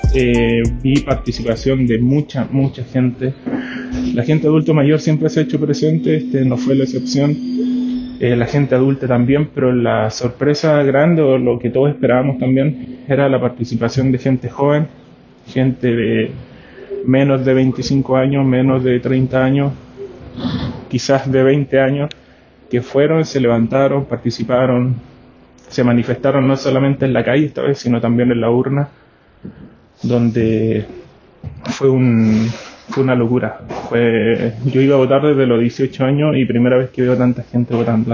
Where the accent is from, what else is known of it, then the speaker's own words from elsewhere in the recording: Antofagasta, Chile; soy chileno, antofagastino de 28 años